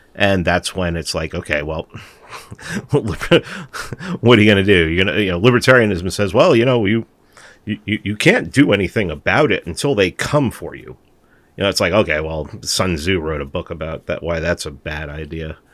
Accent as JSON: {"language": "English", "town": "New York City", "region": "New York", "country": "United States", "tie": "born or raised there", "said": "I'm from New York. We're both from, I think we're both from the Bronx. I must have grew up in a different part of the Bronx than he did"}